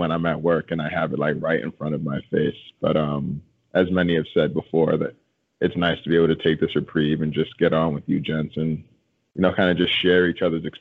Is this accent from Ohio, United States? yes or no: no; New York, United States; moved away; I'm from New York